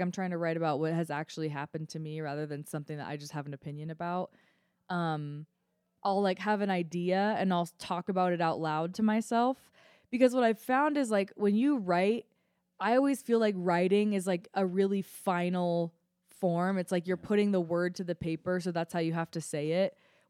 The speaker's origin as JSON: {"language": "English", "town": "Boulder", "region": "Colorado", "country": "United States", "tie": "born or raised there", "said": "I'm the worst Colorado resident. I am. Because I grew up here. Like, I grew up in Boulder, and, like, I think I was forced to hike as a kid."}